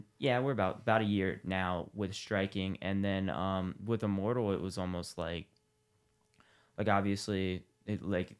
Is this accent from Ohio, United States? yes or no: yes; Columbus, Ohio, United States; I'm from Columbus.